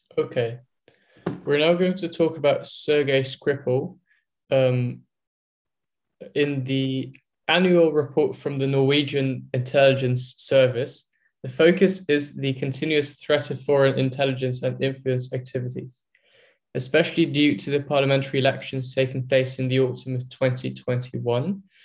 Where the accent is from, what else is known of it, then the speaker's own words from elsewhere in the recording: Netherlands; I'm from the Netherlands